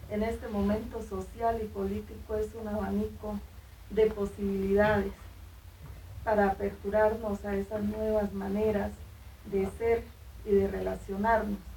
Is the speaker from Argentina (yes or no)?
no; Guachené, Cauca, Colombia; mujer de Guachiné, norte del Cauca